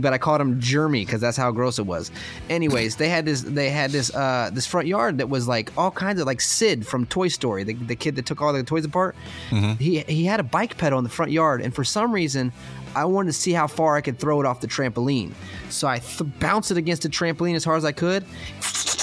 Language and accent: English; Florida, United States; I'm from Florida